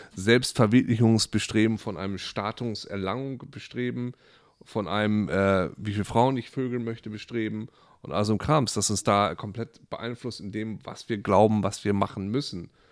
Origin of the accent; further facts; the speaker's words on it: Friesland, Lower Saxony, Germany; moved away; Also ich komme aus Friesland, da gab es ne, dieses normale Haus. Jeder hatte eine Kuh, jeder hatte ein Schwein.